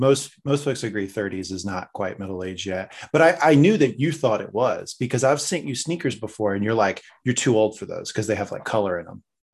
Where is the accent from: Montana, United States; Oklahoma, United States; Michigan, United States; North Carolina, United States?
North Carolina, United States; Eastern; moved away; I'm from Eastern North Carolina where everybody has a heart attack at 50.